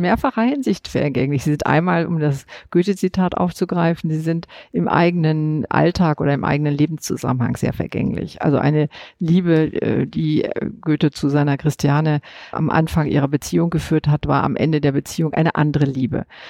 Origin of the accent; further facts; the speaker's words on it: West Germany, Germany; bin ich als Westdeutsche in meiner Sozialisation seit den 50er Jahren